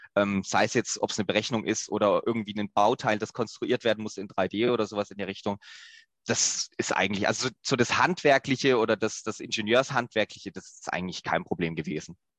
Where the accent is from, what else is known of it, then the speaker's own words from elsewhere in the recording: Southern Germany, Germany; accent: slight southern dialect; also born or lived in Lower Saxony; dass es mich auch wieder zurück in den Süden gezogen hat